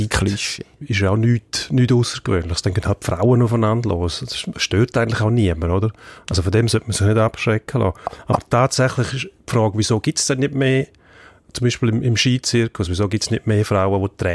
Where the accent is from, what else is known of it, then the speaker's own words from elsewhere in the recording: Switzerland; Das sehen wir hm. bei uns in der Schweiz, das in jedem Land.